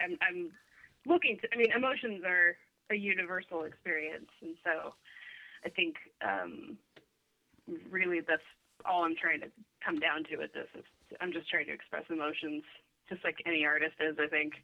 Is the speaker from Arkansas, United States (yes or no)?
no; Sacramento, California, United States; moved away as an adult; also born or lived in Los Angeles; now in Portland, United States; I grew up in Sacramento, which is uh, Northern California